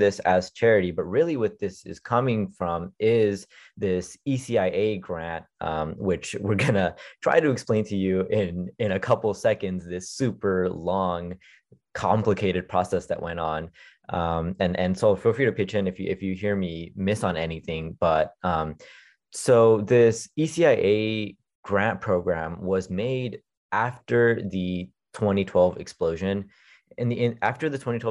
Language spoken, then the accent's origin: English; Richmond, California, United States; Us young people growing up in Richmond